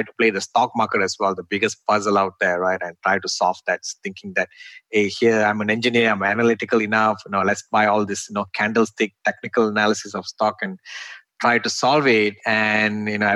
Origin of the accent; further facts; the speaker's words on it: Malaysia; moved away as an adult; now in United States; I'm originally from Malaysia. And in Malaysia, like when I studied my electrical engineering